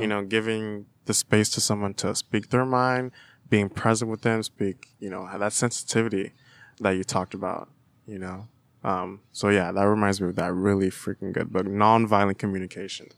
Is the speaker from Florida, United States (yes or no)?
yes; Florida, United States; now in Davis, United States; I'm from Florida, where my mom lives in Florida. It's a pretty rural area